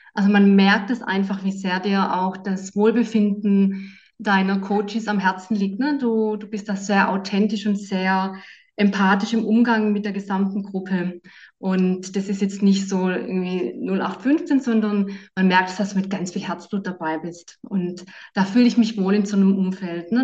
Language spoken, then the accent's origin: German; Southern Germany, Germany; now in Bonn, Germany; Ich komme ja aus Süddeutschland